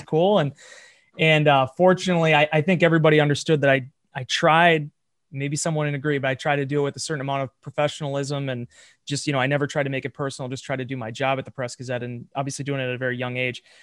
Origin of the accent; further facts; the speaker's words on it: Green Bay, Wisconsin, United States; I'm born and raised in Green Bay